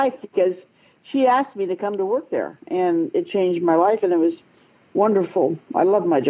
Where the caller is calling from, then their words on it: Galena, Ohio, United States; Well, I'm calling actually from Galena, Ohio, which is just north of Columbus, Ohio.